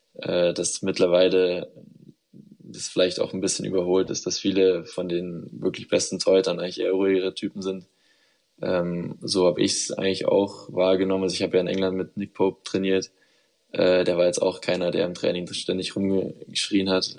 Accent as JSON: {"language": "German", "town": "Munich", "region": "Bavaria", "country": "Germany", "tie": "born or raised there", "moved": "as an adult", "said": "nach Hause, nach München, äh, zu meiner Familie"}